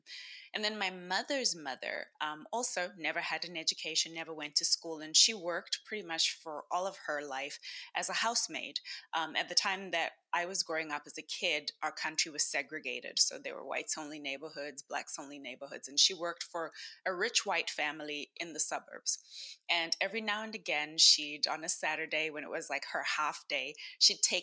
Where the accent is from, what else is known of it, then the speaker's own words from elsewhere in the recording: Zimbabwe; I am from Zimbabwe. And in our culture, in my country